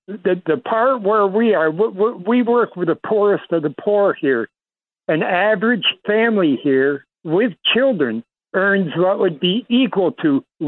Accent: New York, United States; moved away as an adult; now in Philippines; And I'm a New Yorker, by the way.

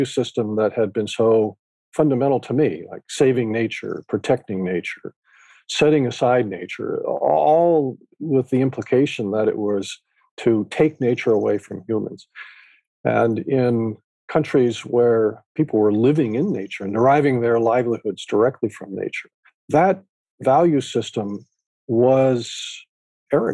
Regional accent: Northern California, United States; I grew up in California. And because of my parents' interests and living in Northern California

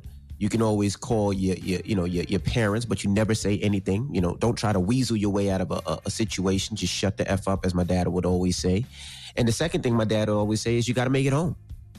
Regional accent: Queens, New York, United States; growing up in Queens, I was like, you know, it was more community.

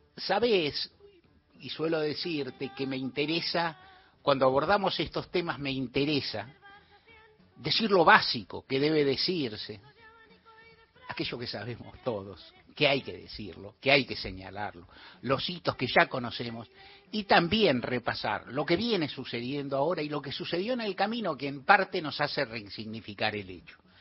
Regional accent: Argentina; algunos argentinos, muchos, que éramos jóvenes todavía

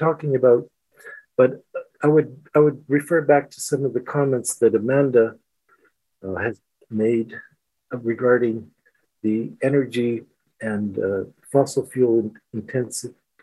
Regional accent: Canada; moved away as an adult; now in Ukraine; As being a Canadian, you know, so some of the people that I work with are Americans

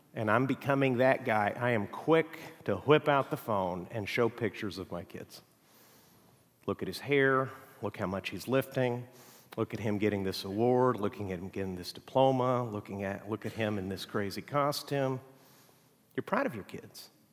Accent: Mexico; now in United States; I grew up in Mexico

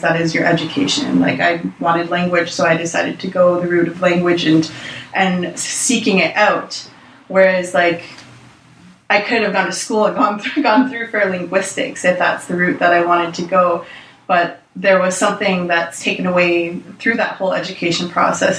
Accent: Six Nations, Ontario, Canada; I'm from Six Nations

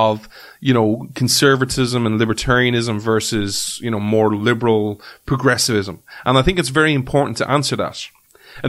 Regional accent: Ireland; as an Irishman

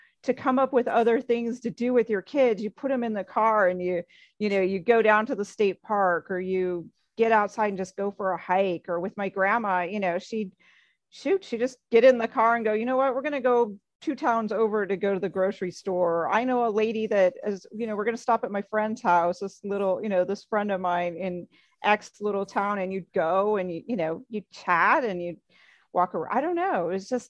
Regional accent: Ames, Iowa, United States; Ames, Iowa.

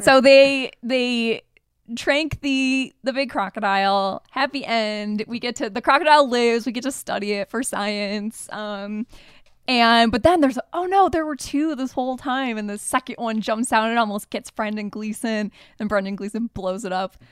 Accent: Michigan, United States; we grew up in Michigan

